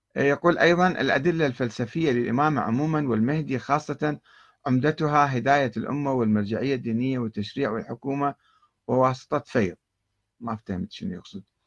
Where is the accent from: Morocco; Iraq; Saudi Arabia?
Iraq; عندنا في العراق